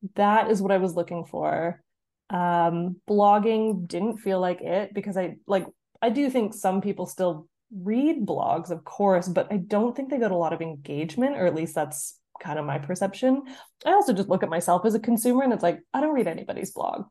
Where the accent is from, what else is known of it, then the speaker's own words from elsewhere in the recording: Canada; moved away as an adult; now in North East England, United Kingdom; I'm from Canada. I'm now living in the Northeast, England